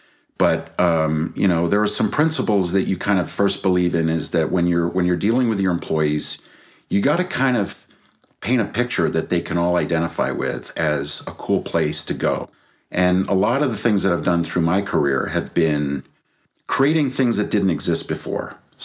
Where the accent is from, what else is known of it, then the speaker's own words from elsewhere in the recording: Belgium; also born or lived in Brazil / England / Denmark; now in United States; I was born in Brazil. We grew up in Belgium. I went to boarding school in England, a couple of years in Denmark. My mom's from Denmark.